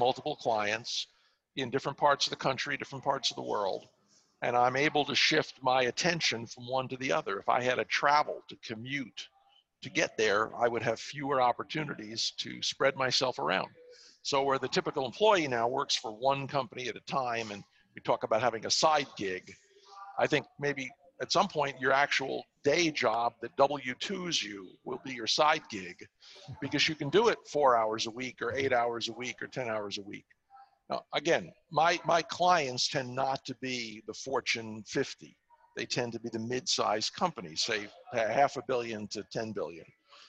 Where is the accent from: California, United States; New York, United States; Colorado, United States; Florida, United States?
New York, United States; New York City; I'm a New Yorker. I grew up in Far Rockaway, Queens